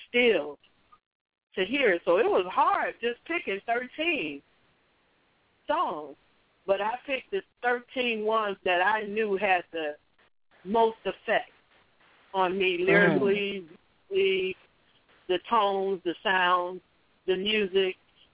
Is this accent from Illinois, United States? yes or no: yes; Chicago, Illinois, United States; I was born and raised in Chicago